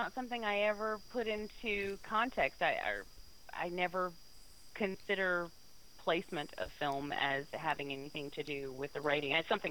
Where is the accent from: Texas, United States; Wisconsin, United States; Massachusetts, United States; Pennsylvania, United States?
Wisconsin, United States; So they jetted back across the border and made it as far as Wisconsin before I was born.